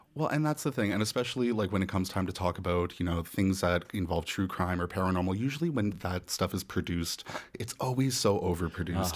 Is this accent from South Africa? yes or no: no; Nova Scotia, Canada; now in Toronto, Canada; I grew up in Nova Scotia